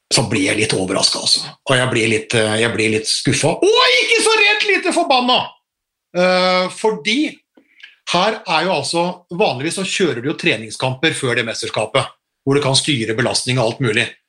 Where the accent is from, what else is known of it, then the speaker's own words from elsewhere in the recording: Norway; vi er nordmenn